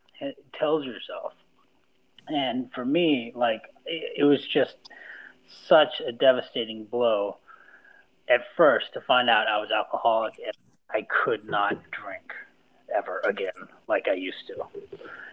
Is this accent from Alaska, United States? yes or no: yes; Alaska, United States; moved away; I grew up in Alaska